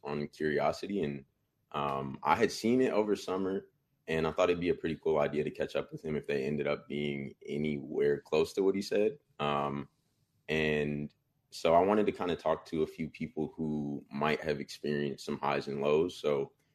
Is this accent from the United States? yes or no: yes; Bay Area, California, United States; I'm from the Bay Area, but I can't say I'm real like Sac